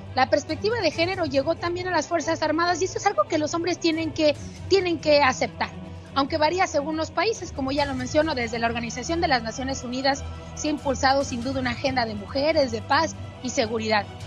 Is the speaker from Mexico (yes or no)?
yes; Mexico; mi país